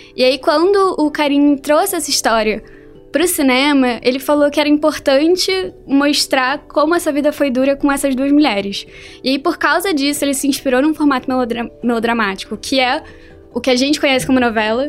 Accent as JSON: {"language": "Portuguese", "region": "Rio de Janeiro", "country": "Brazil", "said": "Eu, eu, sou do Rio de Janeiro"}